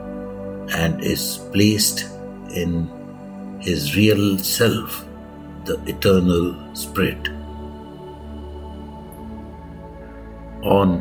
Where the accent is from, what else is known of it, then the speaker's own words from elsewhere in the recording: India; I am the Indian monk.